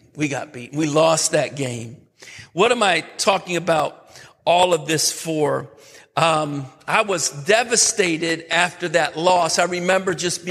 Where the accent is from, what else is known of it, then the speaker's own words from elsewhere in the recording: New York, United States; I'm from New York. So the big city for me was Syracuse